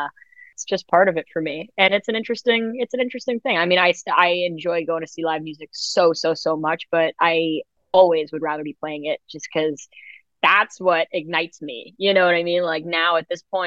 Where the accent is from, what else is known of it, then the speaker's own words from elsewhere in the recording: New York City, New York, United States; I grew up in New York City